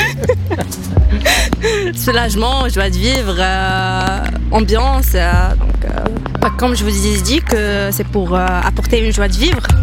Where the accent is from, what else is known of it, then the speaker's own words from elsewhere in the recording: Morocco; je suis marocaine